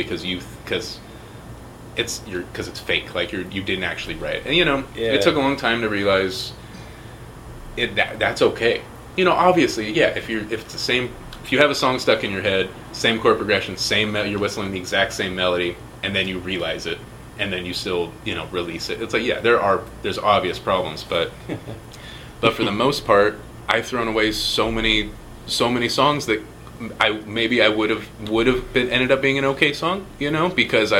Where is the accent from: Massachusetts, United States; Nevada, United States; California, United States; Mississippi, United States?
California, United States; Fresno; born or raised there; also born or lived in San Francisco